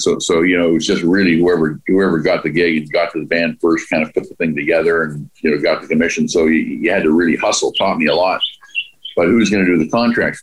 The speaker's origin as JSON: {"language": "English", "town": "Vancouver", "region": "British Columbia", "country": "Canada", "tie": "born or raised there", "said": "we grew up in the Dunbar area"}